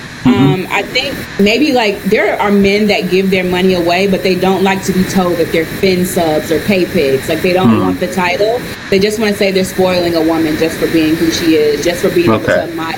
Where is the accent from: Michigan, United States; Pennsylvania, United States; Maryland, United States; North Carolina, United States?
North Carolina, United States; now in New York, United States; Yeah, so I've been living in New York now for 5 years. I moved here from the South, from North Carolina.